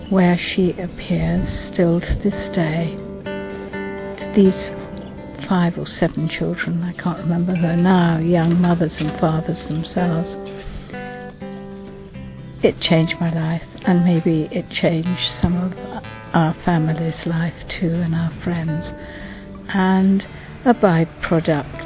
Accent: London, United Kingdom; I come from England. And I was born in London in the sound of Bow Bells

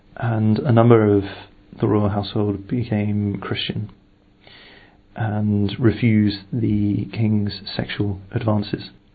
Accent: England, United Kingdom; I am from the United Kingdom

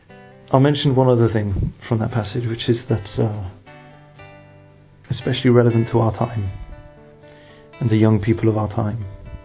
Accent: United Kingdom; I am from the United Kingdom, and my age is 26. I'm a convert

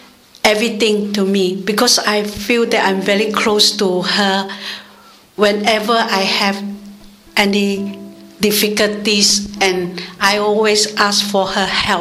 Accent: Singapore; now in London, United Kingdom; I'm a Carmelite, come from Notting Hill in London. I come from Singapore

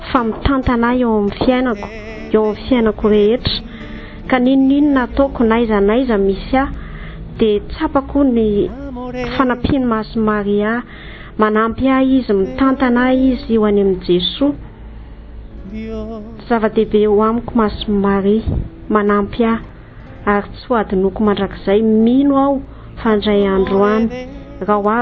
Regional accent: Madagascar; I am from Madagascar.

